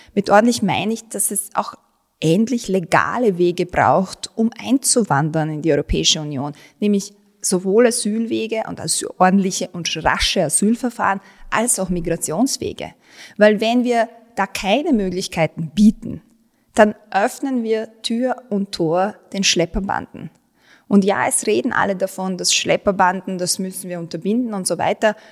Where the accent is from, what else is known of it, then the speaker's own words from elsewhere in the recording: Vienna, Austria; also born or lived in Bosnia and Herzegovina; ich bin in Wien aufgewachsen, ich bin in Favoriten aufgewachsen, Favoriten und Wien sind meine Heimat